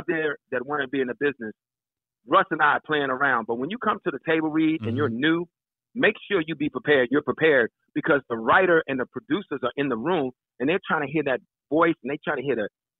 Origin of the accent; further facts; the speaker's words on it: Washington, District of Columbia, United States; moved away as an adult; now in Los Angeles, United States; I'm from Southeast